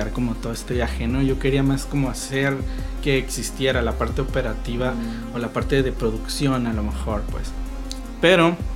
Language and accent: Spanish; Tijuana, Baja California, Mexico; por más tijuanense que sea